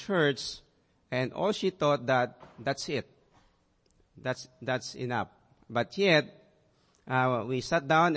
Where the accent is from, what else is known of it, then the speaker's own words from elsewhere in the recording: Kalibo, Western Visayas, Philippines; we're able to move to my hometown in Calibo